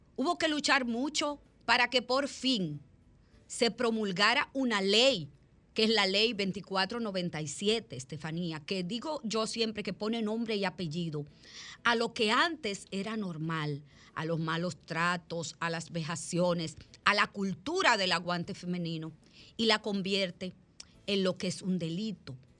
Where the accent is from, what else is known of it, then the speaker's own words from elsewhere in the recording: Dominican Republic; soy dominicana y soy del país de las heroínas de Salcedo